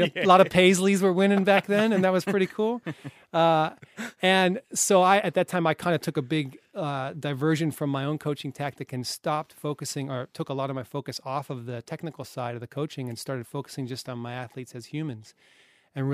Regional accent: Colorado, United States; now in Australia; Colorado, USA.

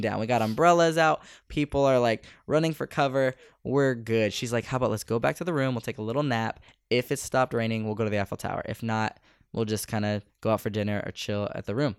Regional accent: Bay Area, California, United States; coming from the States or coming from the Bay Area

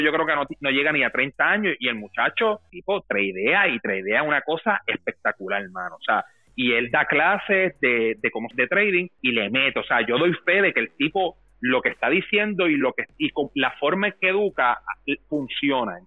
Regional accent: Dorado, Puerto Rico; moved away; yo me crié en Dorado

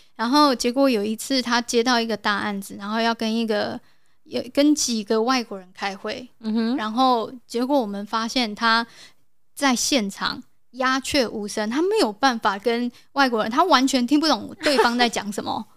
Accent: South Korea; moved away; 我是从韩国来的

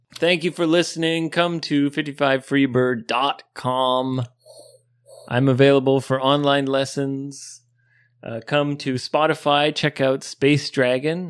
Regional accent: Canada; now in Japan; growing up in Canada

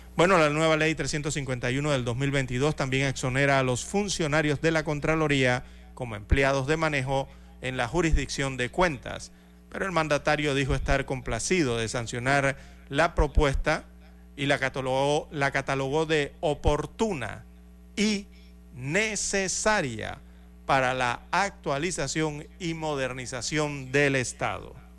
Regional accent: Panama; nosotros, los panameños

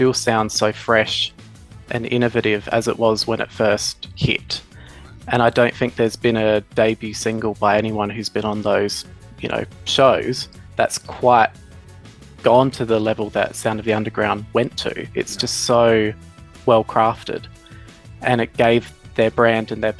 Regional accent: Adelaide, South Australia, Australia

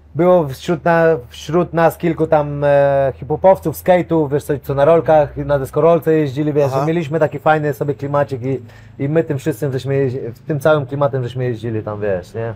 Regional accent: Kudowa-Zdrój, Lower Silesian Voivodeship, Poland; ja pochodzę z Kudowy, z Drój, e, pod czeską granicą

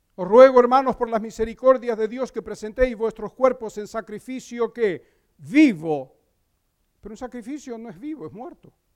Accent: Crete, Greece; moved away; en la isla de Creta, donde yo nací

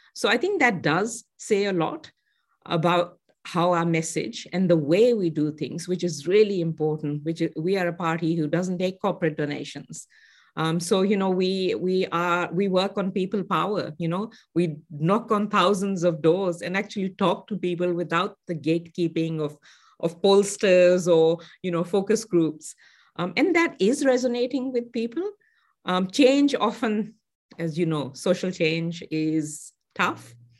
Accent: Pakistan; moved away; I grew up in Pakistan

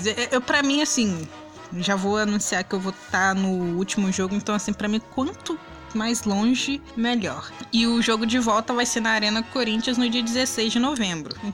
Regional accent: Minas Gerais, Brazil; accent: a bit gaúcho and a bit paulista; Eu sou uma mineira com um sotaque um pouco gaúcho e um pouco paulista. Eu sou tudo, menos mineira.

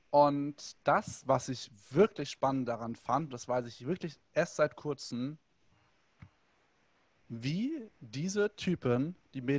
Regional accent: Hanau, Hesse, Germany; oder ich durfte bei anderen mitgehen, weil alleine hätte ich mich nicht getraut, in die Dorfdisco zu gehen bei uns in Hanau.

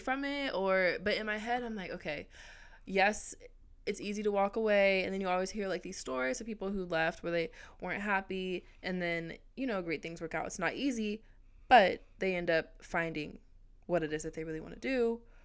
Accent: Orange County, California, United States; also born or lived in Los Angeles; I grew up mainly in Orange County

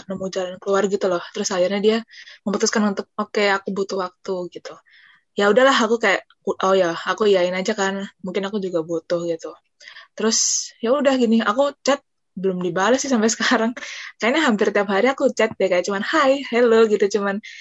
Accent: Surabaya, East Java, Indonesia; jadi Surabaya ya aku Surabaya

